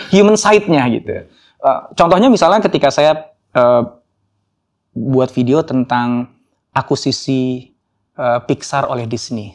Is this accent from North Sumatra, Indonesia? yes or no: no; Jakarta, Indonesia; also born or lived in Solo / Yogyakarta; Saya lahir di Solo. Um, um, tapi hanya enam bulan. Setelah itu saya pindah ke Jogja. Ibu saya orang Solo, bapak saya orang Jogja. Saya tinggal hanya sampai umur satu tahun di Jogja, kemudian saya um, besar di Jakarta